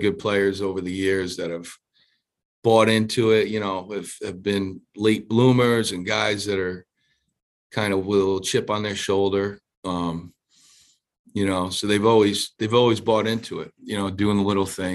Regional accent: Providence, Rhode Island, United States; I grew up near Federal Hill in Providence, Rhode Island

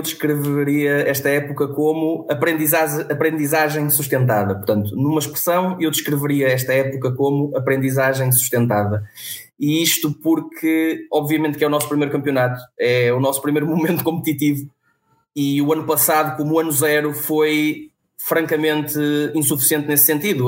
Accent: Vila Nova de Famalicão, Norte, Portugal; now in Vila do Conde, Portugal; sou natural de Vila Nova de Famalicão, uh, resido em Vila do Conde

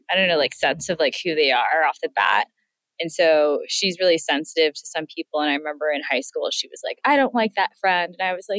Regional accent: San Francisco, California, United States; I grew up in San Francisco

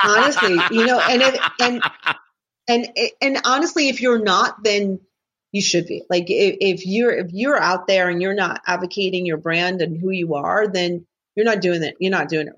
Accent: New Jersey, United States; I'm from New Jersey

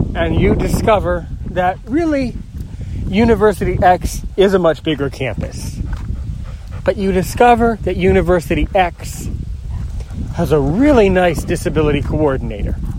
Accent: United States; I'm American and I live somewhere in the United States near Washington, D.C.

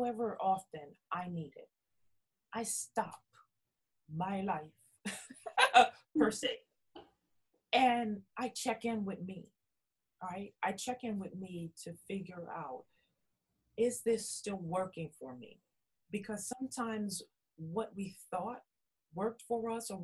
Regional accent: New Orleans, Louisiana, United States; I'm originally from New Orleans, Louisiana

